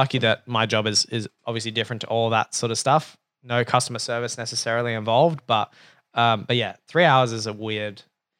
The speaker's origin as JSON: {"language": "English", "town": "Brooklyn", "region": "New York", "country": "United States", "tie": "born or raised there", "said": "And I was like, yeah, you know, I grew up in Brooklyn."}